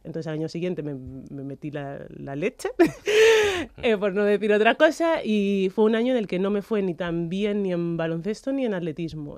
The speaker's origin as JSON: {"language": "Spanish", "country": "Spain", "tie": "born or raised there", "said": "he, nacido y me he criado en España"}